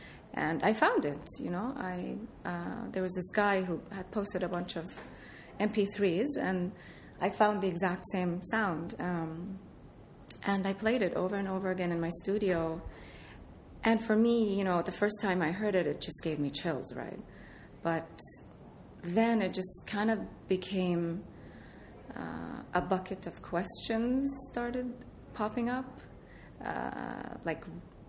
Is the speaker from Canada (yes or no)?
no; Iraq; moved away; the air raid siren that I grew up hearing in Iraq